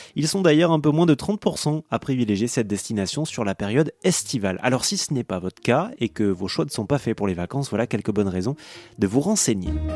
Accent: Toulouse, Occitania, France; je viens de Toulouse

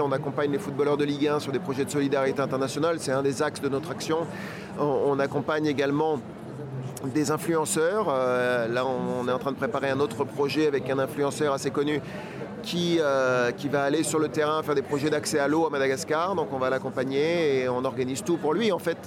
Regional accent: France; je suis français

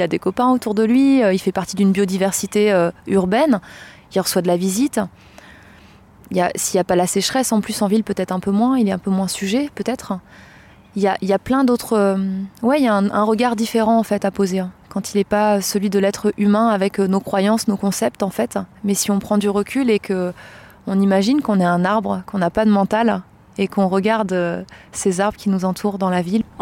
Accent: Blois, Centre-Val de Loire, France; dans la ville de Blois, dans le Loir-et-Cher, qui est ma ville natale.

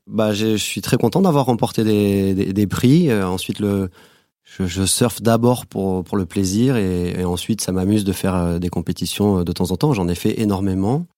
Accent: Guadeloupe; moved away as an adult; also born or lived in Bordeaux, France; j'ai grandi en Guadeloupe

